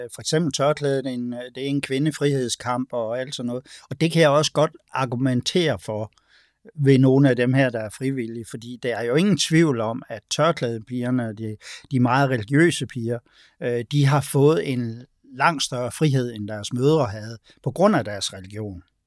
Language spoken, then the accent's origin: Danish; Denmark; vi er vokset op i et sæt danske kulturelle sko